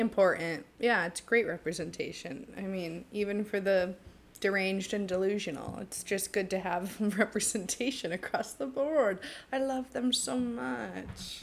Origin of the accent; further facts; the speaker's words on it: Medway, Massachusetts, United States; I'm from good old Medway, Massachusetts, teeny tiny town